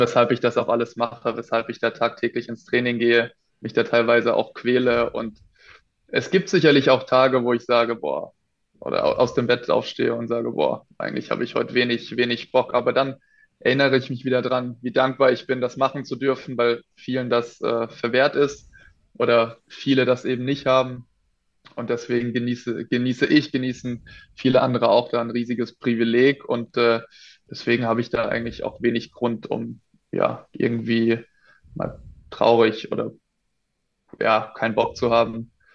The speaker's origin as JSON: {"language": "German", "town": "Plankstadt", "region": "Baden-Württemberg", "country": "Germany", "tie": "born or raised there", "also_born_or_lived": "Schwetzingen / Hamburg / Lemgo", "moved": "yes", "lives_now": "Würzburg, Germany", "said": "Auf jeden Fall bin ich in Schwetzingen geboren, in Plankstadt aufgewachsen"}